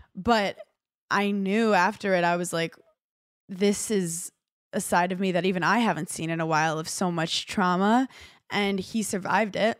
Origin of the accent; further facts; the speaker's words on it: New York City, New York, United States; moved away; I'm a girl from Brooklyn